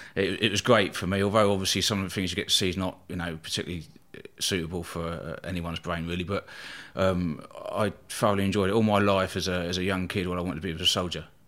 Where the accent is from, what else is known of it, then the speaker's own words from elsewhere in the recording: Eastbourne, South East England, United Kingdom; I was born in Eastbourne, uh, East Sussex on the south coast there